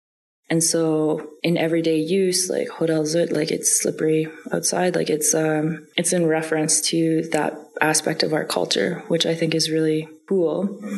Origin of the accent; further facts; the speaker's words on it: Canada; first language Dene Yatie; English is a second language; Like I know for my native language, Dene Yatie, when you learn more of the language, you see how much it's connected to hunting, for example, and particularly hunting caribou.